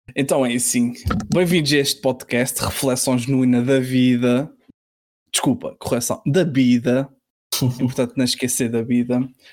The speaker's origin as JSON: {"language": "Portuguese", "region": "Azores", "country": "Portugal", "said": "eu uh, sou de Açores"}